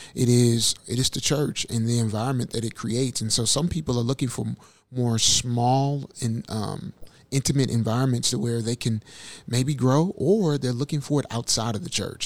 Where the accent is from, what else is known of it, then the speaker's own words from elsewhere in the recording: St. Louis, Missouri, United States; from St. Louis, Missouri